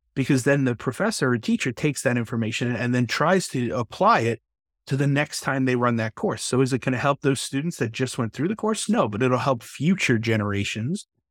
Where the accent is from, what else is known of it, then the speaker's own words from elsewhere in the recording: New York, United States; I'm from New York